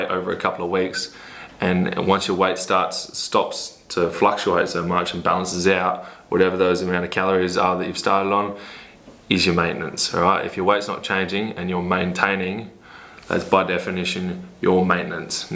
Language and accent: English; Port Lincoln, South Australia, Australia; moved away; also born or lived in Adelaide, South Australia; I'm originally a country boy from Port Lincoln in South Australia.